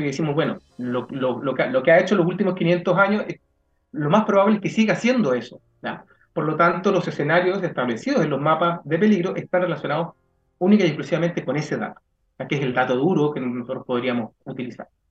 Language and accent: Spanish; Chile